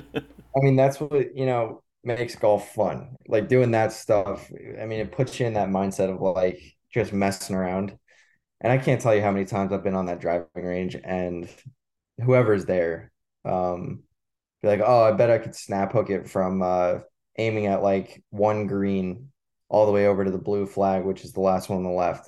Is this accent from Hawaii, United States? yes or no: no; Manasquan, New Jersey, United States; growing up in Manasquan